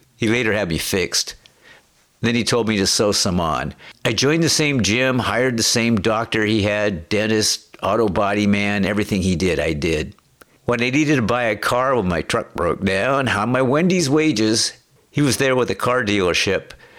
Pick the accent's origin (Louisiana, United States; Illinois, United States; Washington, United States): Washington, United States; Aberdeen; moved away as an adult; now in Mukilteo, United States; I moved from a train wreck in my hometown, Aberdeen.